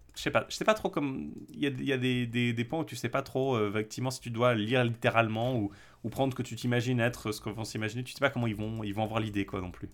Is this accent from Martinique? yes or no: no; French-speaking Switzerland, Romandy, Switzerland; je suis suisse-roman